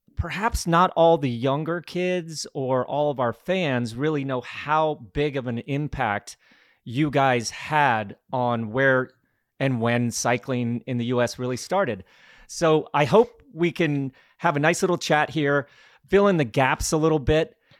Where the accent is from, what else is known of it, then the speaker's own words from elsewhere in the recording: Glenwood Springs, Colorado, United States; I was just a kid growing up in Glenwood Springs, Colorado